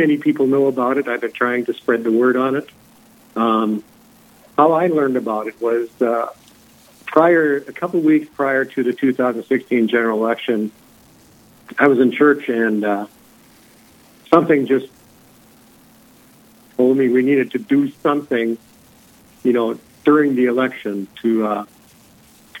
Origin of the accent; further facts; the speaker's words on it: Hebron, North Dakota, United States; now in Wahpeton, United States; I grew up in western North Dakota on a family farm about 11 miles northeast of Hebron